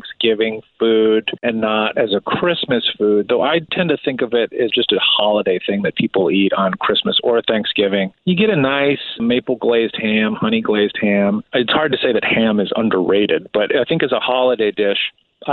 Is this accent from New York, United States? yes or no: no; outside Chicago, the Midwest, Illinois, United States; I grew up in the Midwest. I grew up outside of the city of Chicago